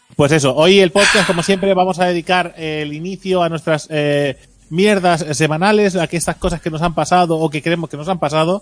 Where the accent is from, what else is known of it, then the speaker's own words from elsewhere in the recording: Catalonia, Spain; el puto desayuno catalán